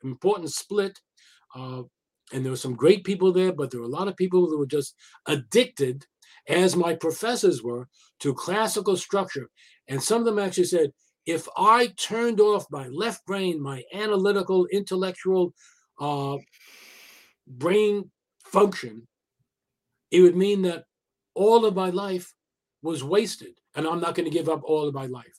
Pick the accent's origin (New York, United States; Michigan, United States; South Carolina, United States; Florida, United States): New York, United States; I come from New York